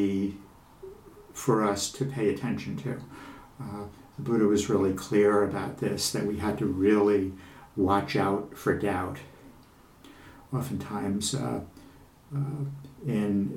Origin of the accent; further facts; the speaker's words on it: Long Island, New York, United States; I'm a guy from Long Island